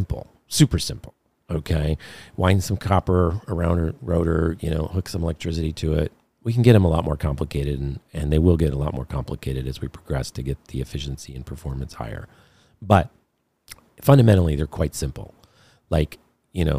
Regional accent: Detroit, Michigan, United States; I grew up in Detroit in the midst of the automotive business

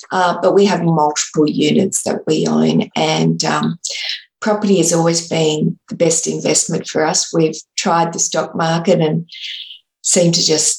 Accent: Sydney, New South Wales, Australia; I'm from Sydney, Australia

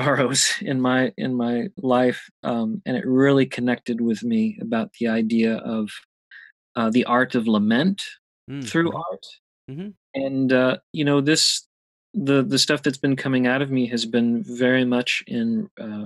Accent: Louisville, Kentucky, United States; I'm from Louisville, Kentucky

